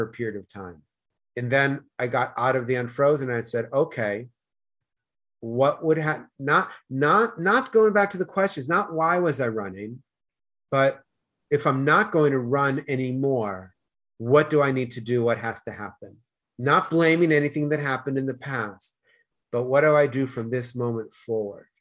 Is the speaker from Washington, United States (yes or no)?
no; Boston, Massachusetts, United States; accent: Boston; also born or lived in Denmark / Spain; now in Los Angeles, United States; I was born in Boston, moved to Denmark, moved to Spain, moved to LA, and then moved closer to the beach